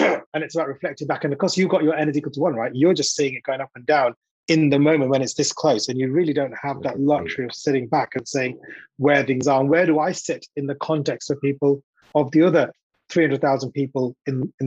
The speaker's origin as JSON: {"language": "English", "country": "India", "said": "I'm an Indian guy, slightly overweight"}